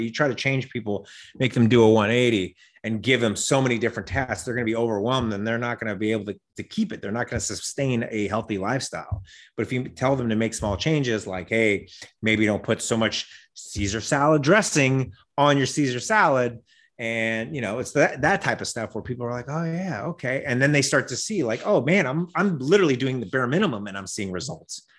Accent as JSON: {"language": "English", "town": "Las Vegas", "region": "Nevada", "country": "United States", "tie": "born or raised there", "also_born_or_lived": "Wyoming", "moved": "yes", "lives_now": "Los Angeles, United States", "said": "I grew up in Las Vegas. I was born in Wyoming. I grew up in Las Vegas, but I've been in L A for twenty-plus years"}